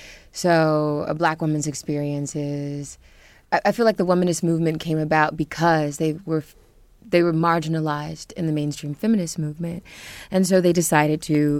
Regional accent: Dallas, Texas, United States; now in Brooklyn, United States; I'm originally from Dallas, Texas, but I've lived in Brooklyn for about 13 years

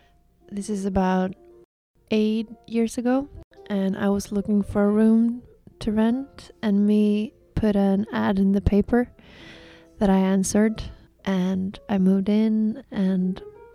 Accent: Iceland; moved away; also born or lived in Copenhagen; I'm from Iceland

